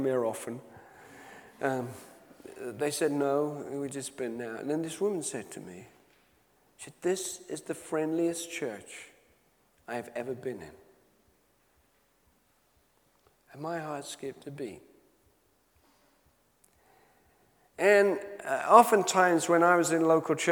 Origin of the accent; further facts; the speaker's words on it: Knutsford, North West England, United Kingdom; my hometown of Knutsford in Cheshire